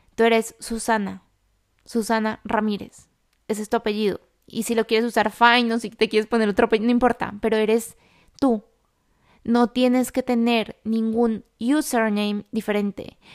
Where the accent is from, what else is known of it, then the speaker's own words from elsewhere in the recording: Colombia; now in Madrid, Spain; yo vivo en Madrid, yo soy colombiana